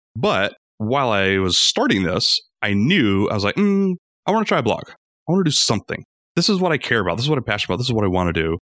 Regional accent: Rome, Georgia, United States; also born or lived in Atlanta, Georgia; we moved from Atlanta to my hometown, Rome, Georgia. I still love it here.

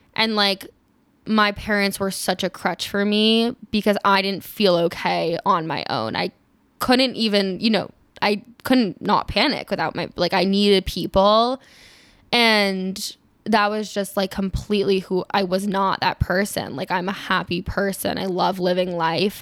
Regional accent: Maryland, United States; also born or lived in Israel; I grew up in Maryland, um, just outside D C

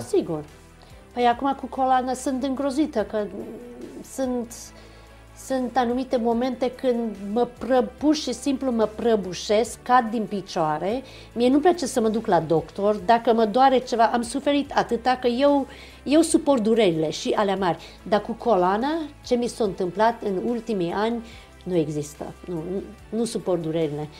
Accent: Romania; Eu m-am născut în România, pentru mine eu sunt româncă

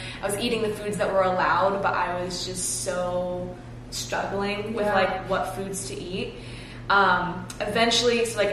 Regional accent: Cincinnati, Ohio, United States; moved away as an adult; now in West Palm Beach, United States; I grew up in Cincinnati, Ohio. I moved down here about 6.5 years ago

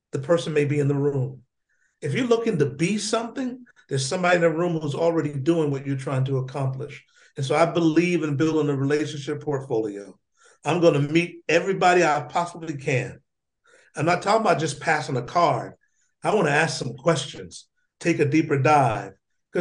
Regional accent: Union, South Carolina, United States; Born in a small town called Union, South Carolina. I lived there with my brothers and sisters, my cousins, my aunts, my uncles, and my grandmother.

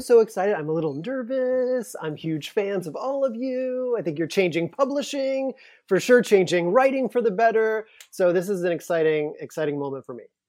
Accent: Louisiana, United States; moved away; I'm from Louisiana, I'm from a small town, I'm from a town where I didn't grow up knowing any gay people

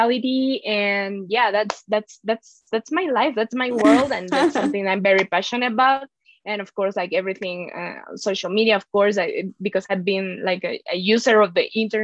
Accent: Mexico; I'm from Mexico.

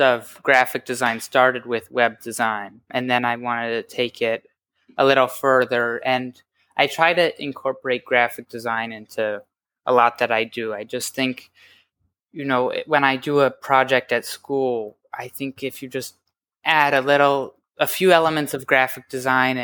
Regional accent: New York, United States; I'm from New York

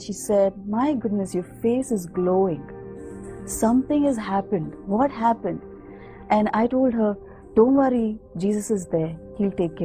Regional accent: India; I'm from India and I've been a Hindu by birth.

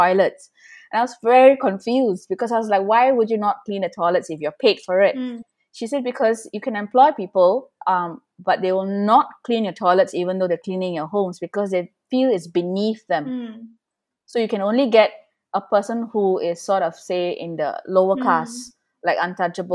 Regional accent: Singapore; most of us are here for 3-4 generations

